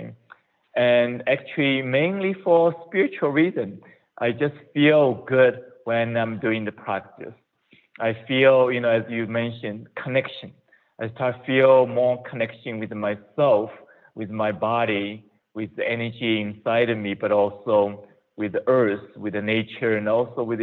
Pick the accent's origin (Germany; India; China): China; moved away as an adult; also born or lived in Ohio, United States; now in United States; I was born in China